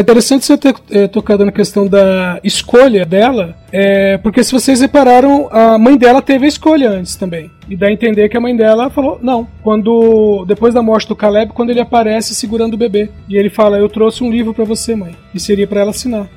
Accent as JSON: {"language": "Portuguese", "country": "Brazil", "said": "nós somos brasileiros"}